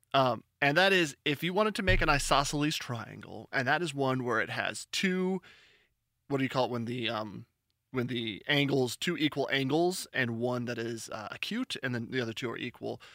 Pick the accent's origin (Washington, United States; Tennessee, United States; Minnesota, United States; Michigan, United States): Washington, United States; Seattle